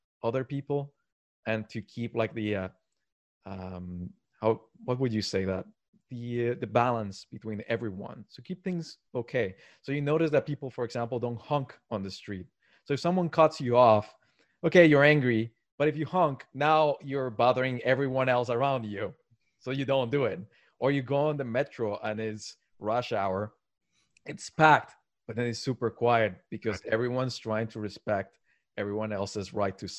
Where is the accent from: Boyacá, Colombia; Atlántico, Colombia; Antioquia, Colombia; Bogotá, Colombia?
Antioquia, Colombia; Medellín; also born or lived in Tokyo, Japan; now in Montreal, Canada; I'm originally from South America, so that's somewhere else that I go to, Medellin, Colombia.